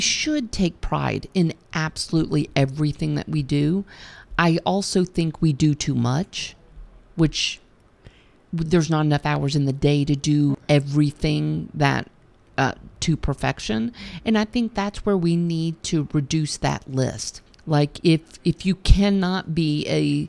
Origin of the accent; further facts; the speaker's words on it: United States; I'm obligated as an American